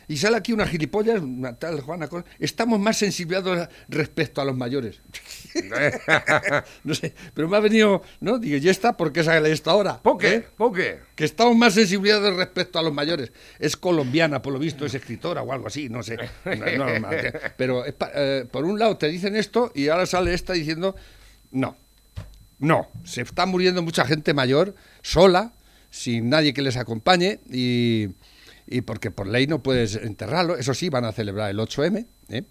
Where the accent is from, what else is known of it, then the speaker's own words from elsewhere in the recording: Spain; la historia de tu país, en este caso España, que somos españoles